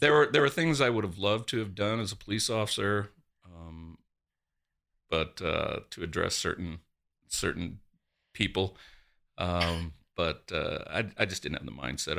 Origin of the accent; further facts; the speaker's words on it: between Coolidge and Florence, Arizona, United States; also born or lived in Charleston, South Carolina; I grew up, uh, south of here, um, between Coolidge and Florence